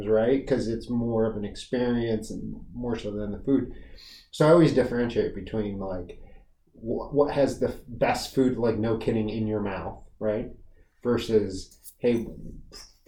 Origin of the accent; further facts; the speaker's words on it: Las Vegas, Nevada, United States; now in Rockville, United States; I'm from Vegas originally